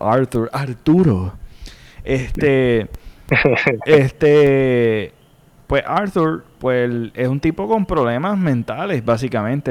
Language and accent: Spanish; Puerto Rico; nosotros como puertorriqueños